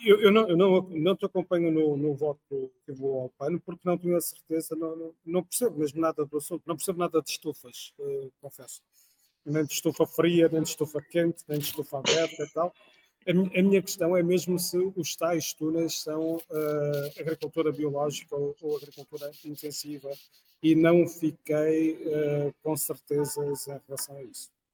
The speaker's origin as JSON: {"language": "Portuguese", "town": "Porto", "region": "Norte", "country": "Portugal", "said": "sou do Porto"}